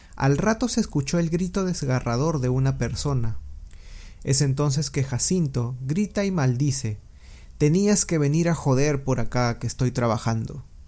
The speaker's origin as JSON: {"language": "Spanish", "country": "Peru", "said": "mi país de origen, Perú"}